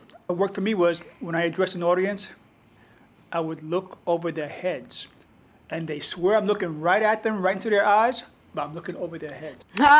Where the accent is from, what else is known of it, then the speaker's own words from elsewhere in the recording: New York City, New York, United States; moved away; I grew up in the Melrose Projects.